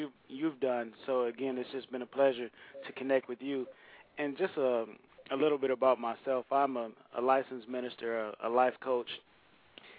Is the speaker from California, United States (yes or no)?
no; Saginaw, Michigan, United States; moved away as an adult; now in Nashville, United States; I come from Saginaw, Michigan, and it's a really small town, an impoverished city